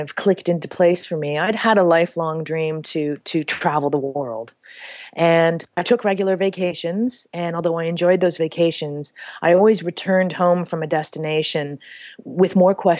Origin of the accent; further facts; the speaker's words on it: Canada; moved away as an adult; now in Peru; I grew up in Canada